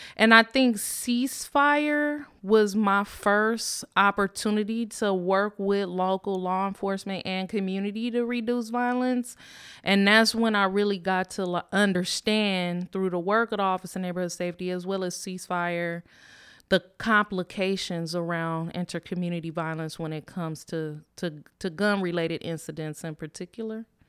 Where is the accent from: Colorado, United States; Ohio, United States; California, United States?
California, United States; Richmond; I grew up in Richmond, um, Richmond, California